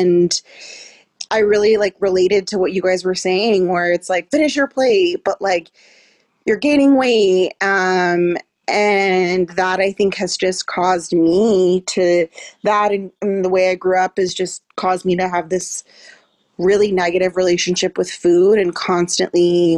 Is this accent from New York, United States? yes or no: no; California, United States; growing up in California, there was a lot of, and still is, like a ton of diet culture.